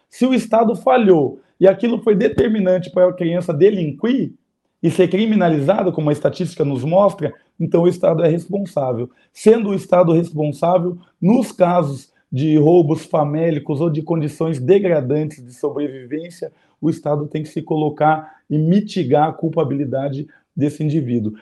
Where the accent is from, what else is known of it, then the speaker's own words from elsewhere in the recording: Curitiba, Paraná, Brazil; eu vou falar da minha experiência enquanto curitibano e paranaense